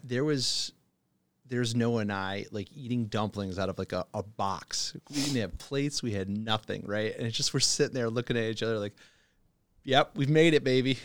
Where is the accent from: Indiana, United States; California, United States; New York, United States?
New York, United States; Buffalo; moved away as an adult; also born or lived in China; originally from Buffalo, New York